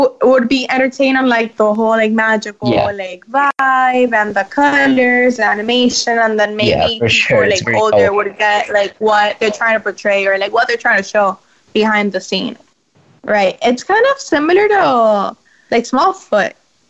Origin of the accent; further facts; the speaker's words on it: Miami, Florida, United States; from Miami.